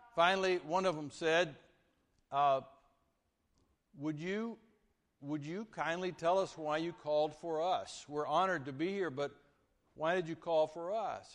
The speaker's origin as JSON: {"language": "English", "town": "Vernon", "region": "Texas", "country": "United States", "tie": "born or raised there", "lives_now": "Lake Jackson, United States", "said": "grew up from fourth grade through high school at Vernon, Texas"}